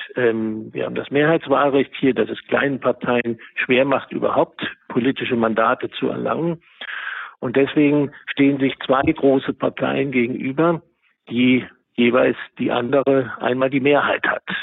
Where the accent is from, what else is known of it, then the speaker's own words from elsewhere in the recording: eastern Germany, Germany; moved away as an adult; now in New York City, United States; dass ich in Ostdeutschland aufgewachsen bin